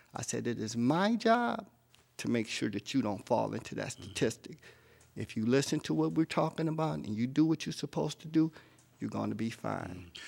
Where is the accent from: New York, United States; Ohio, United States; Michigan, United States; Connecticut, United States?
Michigan, United States; Detroit; moved away as an adult; also born or lived in San Diego; now in Los Angeles, United States; I'm a native Detroiter, um, born and raised in Detroit.